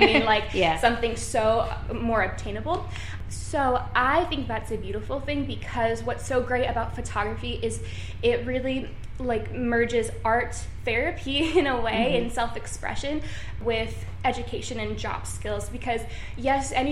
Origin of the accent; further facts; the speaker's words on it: Seattle, Washington, United States; now in New York, United States; I'm from Seattle and then now I live in New York